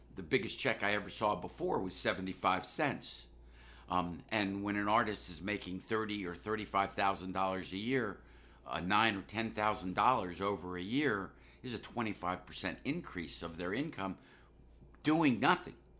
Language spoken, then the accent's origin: English; Washington, District of Columbia, United States; moved away as an adult; growing up in Washington, D C, I was obviously influenced by African-American culture